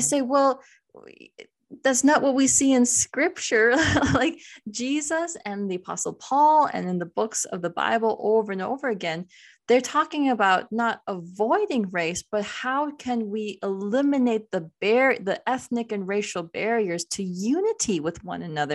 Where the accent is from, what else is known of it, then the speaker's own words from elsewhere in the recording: United States; I'm Indian American